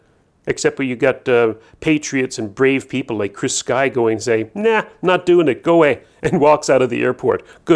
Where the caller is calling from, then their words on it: New Brunswick, Canada; I'm calling you from New Brunswick.